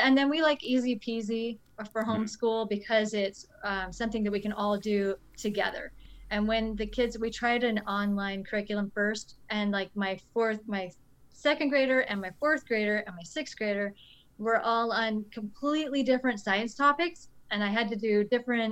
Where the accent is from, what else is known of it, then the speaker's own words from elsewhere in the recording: Michigan, United States; We're from Michigan.